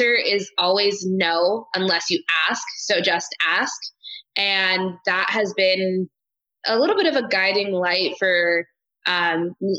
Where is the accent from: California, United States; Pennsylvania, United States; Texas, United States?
California, United States; Hanford; I grew up here